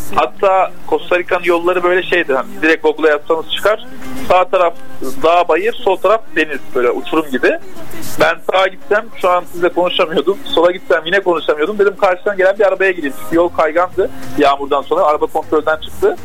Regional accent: Antakya, Hatay, Turkey; moved away; also born or lived in Mersin / Istanbul; 96 Antakya doğumluyum.

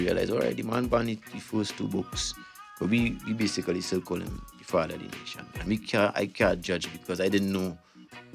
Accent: Trinidad & Tobago; growing up in Trinidad

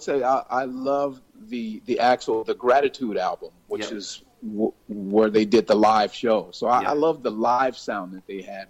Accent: San Francisco, California, United States; also born or lived in Berkeley, California; I was actually born across the Bay in Berkeley, California. But I grew up from age 6 on through in San Francisco.

